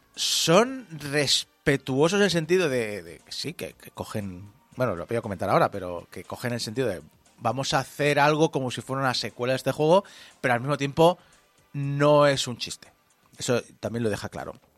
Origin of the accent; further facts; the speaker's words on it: Spain; accent: Spanish; como españoles, hablamos inglés con acento español